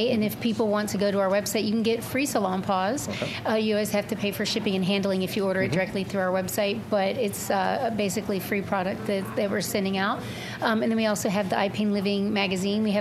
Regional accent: Arizona, United States; I'm from Arizona

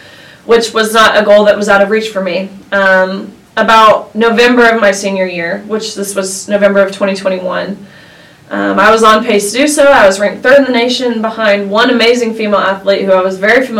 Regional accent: Tennessee, United States; I'm from Tennessee, where there are lots of lakes around

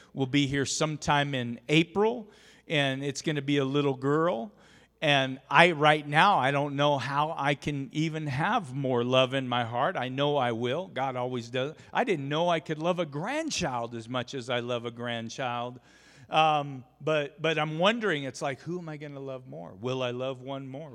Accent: Oregon, United States; now in Rupert, United States; grew up in Oregon

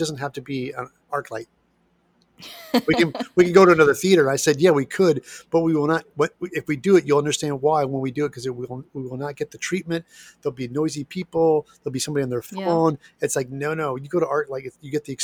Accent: Midwest, United States; now in Los Angeles, United States; I grew up in the Midwest

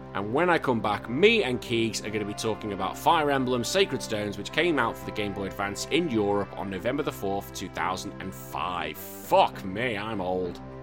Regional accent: England, United Kingdom; I know I'm English, but I'm still British.

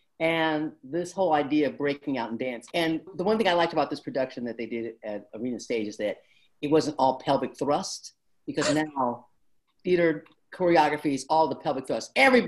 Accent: Detroit, Michigan, United States; I grew up in Detroit, and that's where my father worked.

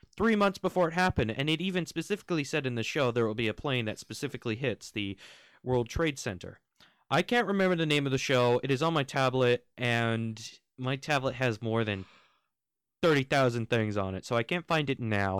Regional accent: United States; also born or lived in United Kingdom; I am American. I'm half American, half British

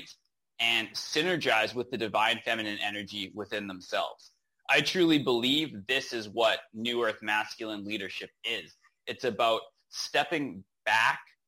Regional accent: Rocky Mountains, Western Canada, Canada; moved away as an adult; now in Nicaragua; So I'm born and raised in Western Canada in the Rocky Mountains is where I grew up.

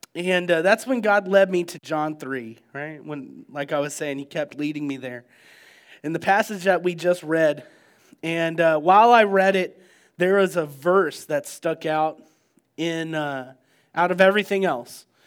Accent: United States

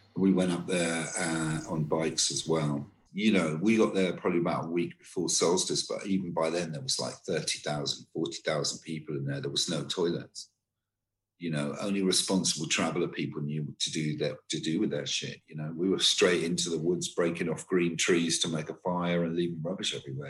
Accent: Torquay, South West England, United Kingdom; moved away; also born or lived in London; I am from Torquay in Devon a long time ago, I moved from there to London

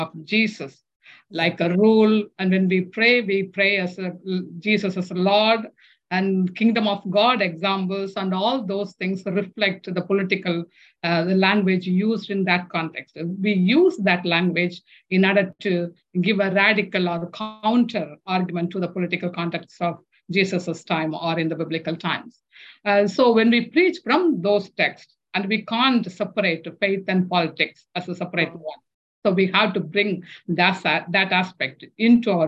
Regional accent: India; English is a second language; moved away as an adult; having come from the previous colonial nation, in a colonized country, India.

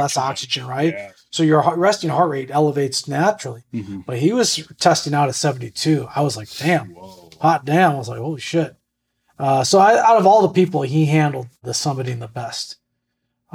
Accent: Buffalo, New York, United States; I'm from Buffalo

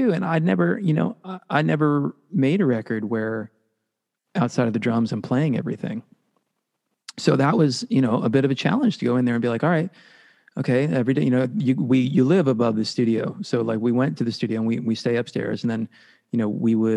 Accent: Worcester, Massachusetts, United States; I'm from Worcester

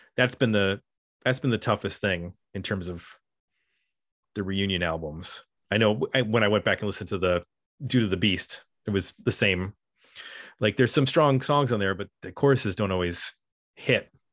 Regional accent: Buffalo, New York, United States; whenever my hometown gets a shout out, I definitely take note

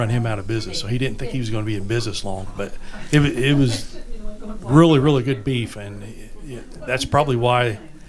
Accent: United States; He found out I was from America

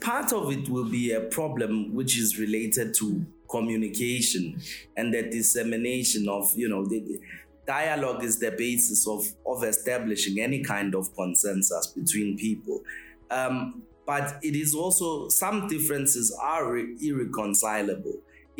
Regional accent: South Africa; I think of myself as a South African, you are a Nigerian, and in this way, we are trying to get the best deal with China.

